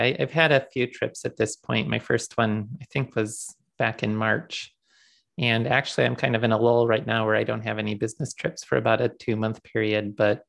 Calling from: Dallas, Texas, United States; I'm calling in from Dallas today. I moved here shortly before the pandemic began, mainly for business travel reasons

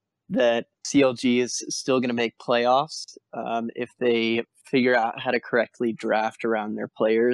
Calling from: Athens, Georgia, United States; Athens, Georgia, home of the Bulldogs.

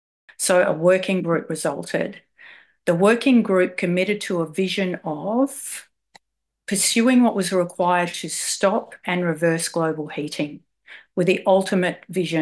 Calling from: Wurundjeri land, Victoria, Australia; I'm calling in from Wurundjeri land.

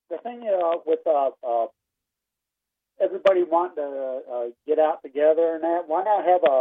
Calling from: Kill Devil Hills, North Carolina, United States; Hi, I'm actually from Kill Devil Hills, North Carolina.

